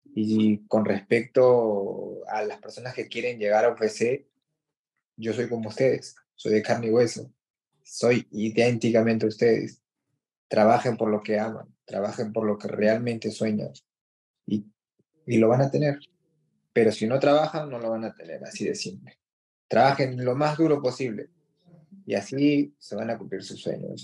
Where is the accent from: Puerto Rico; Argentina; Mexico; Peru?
Peru; Ahora somos cuatro peruanos en la U F T